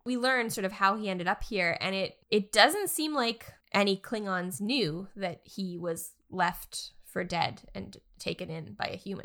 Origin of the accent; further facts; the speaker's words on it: Canada; as a Canadian